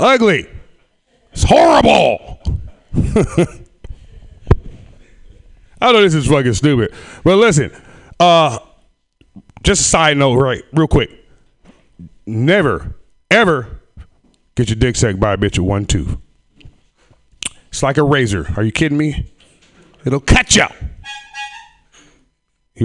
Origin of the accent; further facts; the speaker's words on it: Sacramento, California, United States; raised in Sacramento, in the ghetto